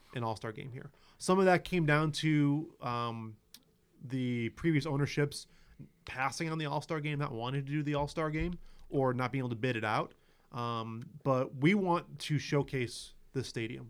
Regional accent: Chicago, Illinois, United States; moved away as an adult; now in South Bend, United States; I grew up in Chicago

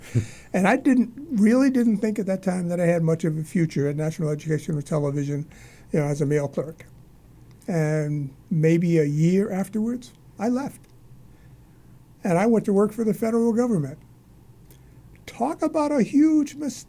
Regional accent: New York City, New York, United States; moved away as an adult; now in Massachusetts, United States; Born and raised in Harlem

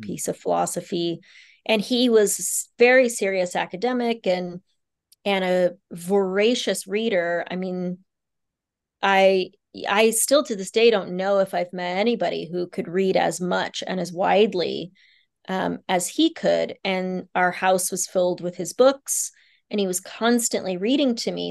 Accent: Kansas, United States; also born or lived in Bangkok, Thailand / Nepal; a Kansan girl

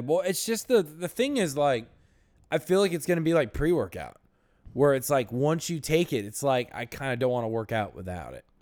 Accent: Florida, United States; we grew up in Florida

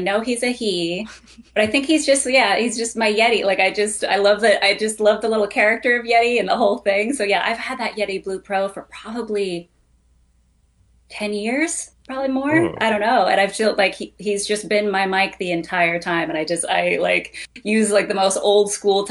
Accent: Vermont, United States; moved away as an adult; also born or lived in New York; growing up in Vermont before the internet days

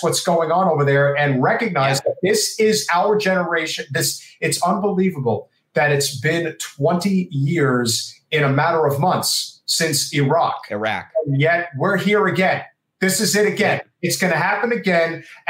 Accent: New Jersey, United States; also born or lived in Brooklyn, New York; Well, I was born in Brooklyn and raised in New Jersey.

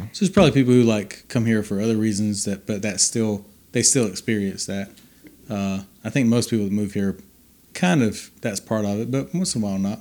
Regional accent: Denver, Colorado, United States; Denver is my hometown

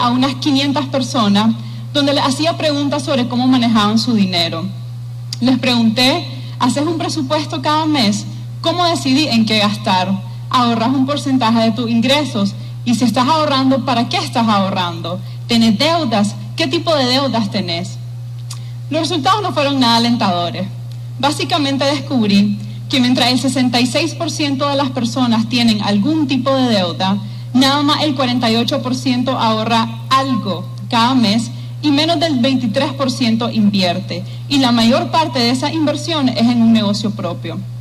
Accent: Nicaragua; also born or lived in Taiwan; nos identifica como nicaragüenses

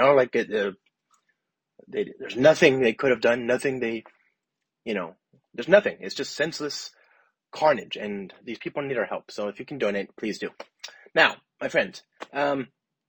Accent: Los Angeles, California, United States; now in San Francisco, United States; I live in San Francisco, but I'm from Los Angeles

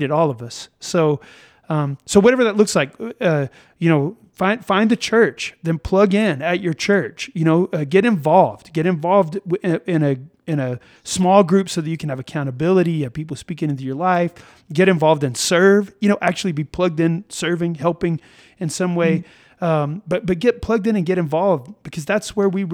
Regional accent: United States; there's this rugged individualism that we have as Americans

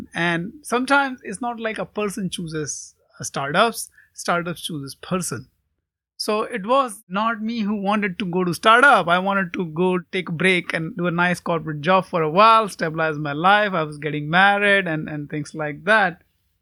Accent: India; I grew up in India

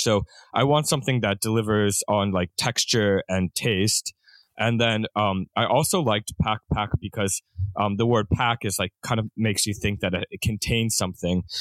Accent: Pennsylvania, United States; moved away as an adult; also born or lived in Japan; I'm from Pennsylvania originally

